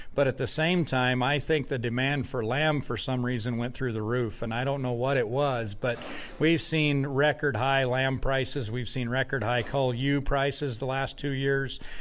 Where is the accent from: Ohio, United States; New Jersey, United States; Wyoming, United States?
Wyoming, United States; moved away as an adult; now in Wisconsin, United States; I grew up in Wyoming where the sheep industry was was large